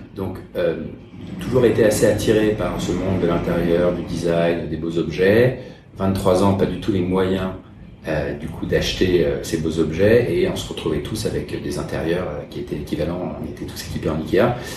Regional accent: Paris, Île-de-France, France; moved away as an adult; now in Hong Kong; quand j'étais petit, à faire des circuits imprimés. J'allais rue d'Odessa acheter des, des machines

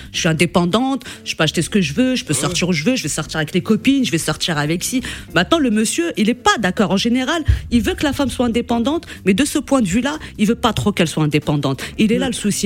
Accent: Morocco; je suis du Maroc

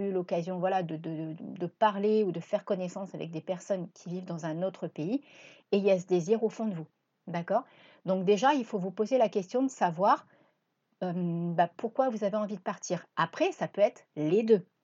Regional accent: Reims, Grand Est, France; moved away as an adult; also born or lived in La Ciotat / Cassis; now in Marseille, France; À la base, je suis même pas originaire de Marseille, je suis originaire de Reims. Et à l'âge de 19 ans, j'ai pris la décision de partir avec euh, ma voiture.

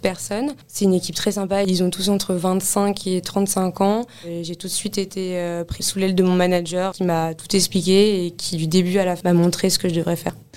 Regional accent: Paris, Île-de-France, France; also born or lived in Lille; je suis née à Paris, j'ai grandi à Paris

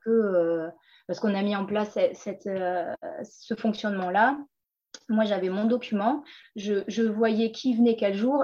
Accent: Collioure, Occitania, France; moved away; also born or lived in Lyon / Paris; j'ai grandi à Collioure. Euh, Collioure, c'est un petit village entre Perpignan et l'Espagne, au bord de la mer

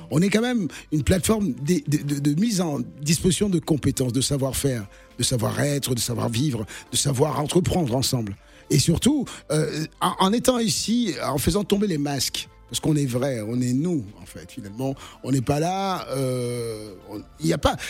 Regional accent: Lille, Hauts-de-France, France; moved away as an adult; now in Cannes, France; Je suis lillois aussi parce que tout simplement j'ai grandi là

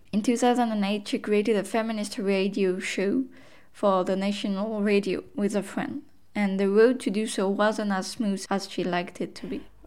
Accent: United States; now in Iceland; As an American and a trans person

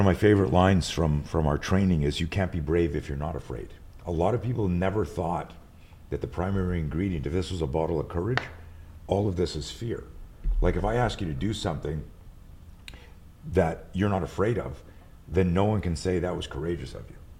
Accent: Montreal, Quebec, Canada; moved away; I grew up in Montreal. I live out here now

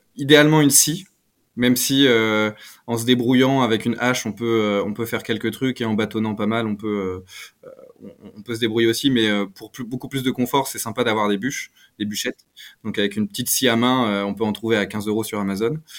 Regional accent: Picardy, Hauts-de-France, France; Je viens de Picardie.

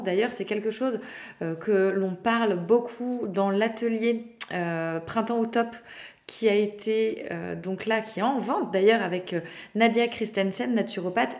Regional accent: Brittany, France; par chez nous en Bretagne

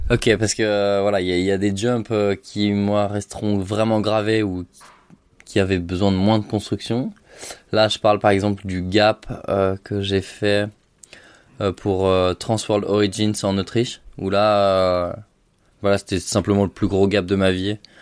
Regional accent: Gap, Provence-Alpes-Côte d'Azur, France; j'ai fait toute mon enfance à Gap

